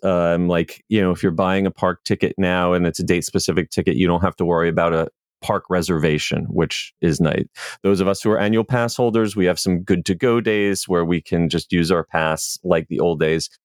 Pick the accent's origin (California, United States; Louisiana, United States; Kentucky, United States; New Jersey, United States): New Jersey, United States; moved away as an adult; also born or lived in Virginia; now in Orlando, United States; I grew up in New Jersey